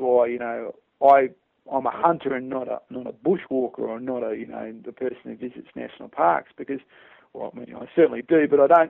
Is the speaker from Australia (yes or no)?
yes; Australia; I'm Australian